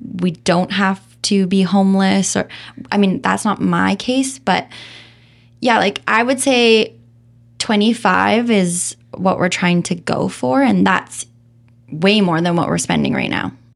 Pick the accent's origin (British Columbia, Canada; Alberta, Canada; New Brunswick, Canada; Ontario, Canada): Alberta, Canada; Calgary; also born or lived in Vancouver / Nelson; now in Kelowna, Canada; born and raised in Calgary